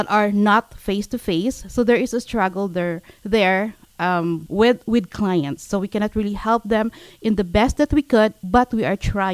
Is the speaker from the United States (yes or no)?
no; Philippines; now in Canada; I came from the Philippines.